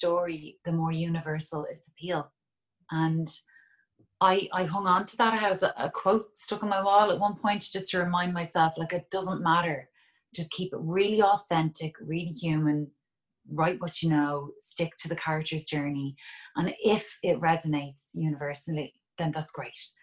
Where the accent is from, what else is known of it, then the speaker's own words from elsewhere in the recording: Dublin, Leinster, Ireland; it's my hometown